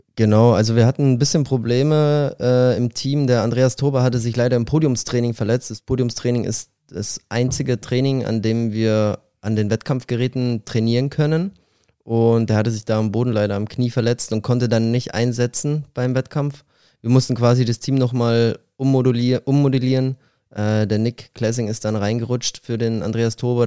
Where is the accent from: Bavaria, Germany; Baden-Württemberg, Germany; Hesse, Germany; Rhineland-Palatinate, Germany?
Bavaria, Germany; Glonn; moved away as an adult; also born or lived in Ebersberg / Berlin; now in Halle, Germany; ich bin in Ebersberg geboren, das ist in der Nähe von München und habe 18 Jahre in Glong gelebt